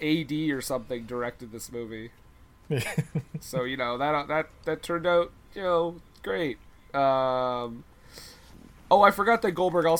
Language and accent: English; Michigan, United States; I was born in Michigan.